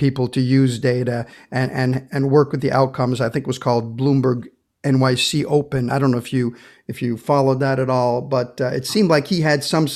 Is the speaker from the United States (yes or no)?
no; Canada; As a Canadian